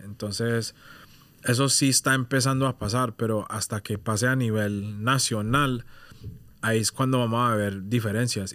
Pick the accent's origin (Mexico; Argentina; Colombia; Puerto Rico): Colombia; now in United Kingdom; yo soy de Colombia